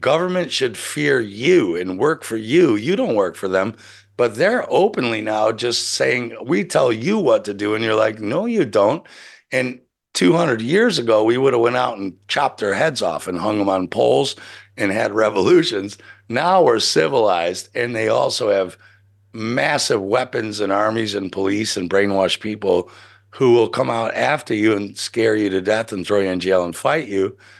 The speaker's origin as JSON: {"language": "English", "country": "United States", "said": "I'm American"}